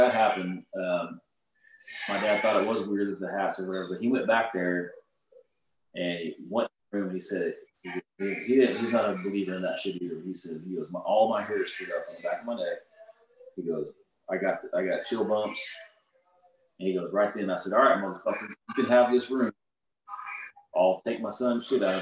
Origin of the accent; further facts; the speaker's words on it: Oklahoma, United States; I'm from Oklahoma. Yes, I've lived in a trailer